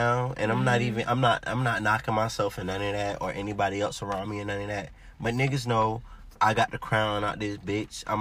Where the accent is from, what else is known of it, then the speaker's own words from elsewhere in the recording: Virginia Beach, Virginia, United States; I'm from Virginia Beach, Virginia